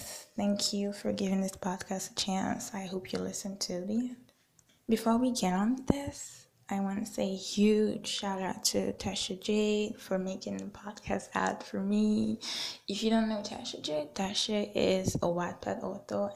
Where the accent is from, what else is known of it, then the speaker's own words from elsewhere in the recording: Nigeria; I'm from Nigeria, somewhere in West Africa